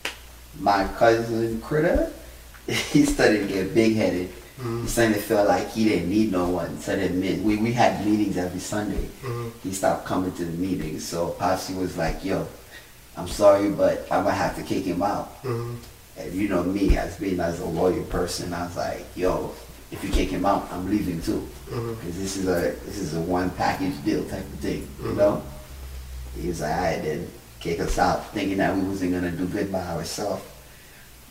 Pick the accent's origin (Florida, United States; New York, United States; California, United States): New York, United States; New York City; now in Long Island, United States; I'm always gonna say I'm from Brooklyn. I like being in Brooklyn, but I don't miss living out here